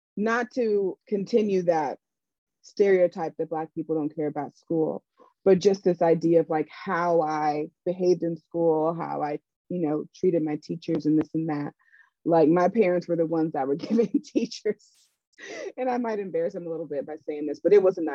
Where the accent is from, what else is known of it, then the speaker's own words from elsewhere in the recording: Raleigh, North Carolina, United States; I grew up in Raleigh, North Carolina, which is a very segregated city